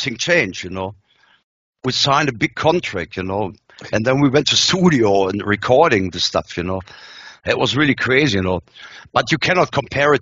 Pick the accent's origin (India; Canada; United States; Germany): Germany